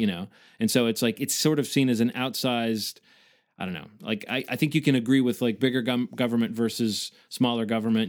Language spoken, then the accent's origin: English; the South, United States; I am from the South